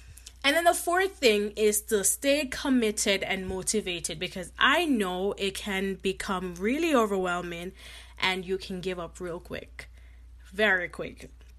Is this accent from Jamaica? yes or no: yes; Jamaica; You know, I grew up in Jamaica, and I always see my mom, like, doing, you know, when she worked at the post office